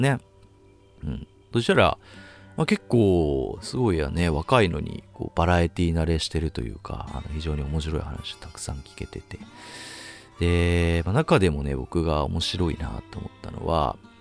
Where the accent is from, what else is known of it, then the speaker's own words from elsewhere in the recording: Chiba, Japan; 僕と同じ千葉県出身ってことで